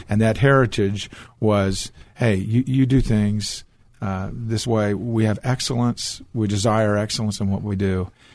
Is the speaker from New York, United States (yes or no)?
no; Portland, Oregon, United States; now in Texas, United States; I was born in Portland, Oregon